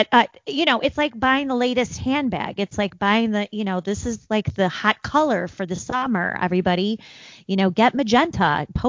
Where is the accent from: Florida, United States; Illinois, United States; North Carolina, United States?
Illinois, United States; Naperville; Naperville, my hometown, in the western suburbs of Chicago